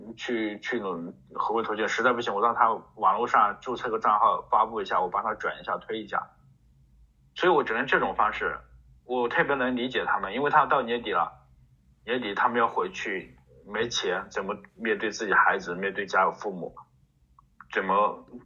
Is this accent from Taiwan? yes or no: no; China; 我们就是中国人嘛